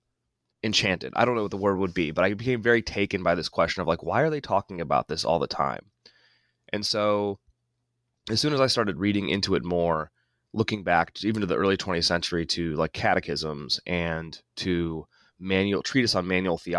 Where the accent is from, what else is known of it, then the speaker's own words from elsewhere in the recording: Ohio, United States; moved away; also born or lived in Boston / Indiana; I'm originally from Ohio